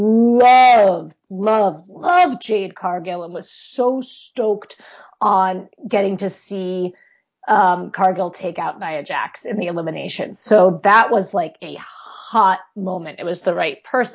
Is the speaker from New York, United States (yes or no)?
yes; New York, United States; now in Pennsylvania, United States; I'm originally from New York and I live in Pennsylvania.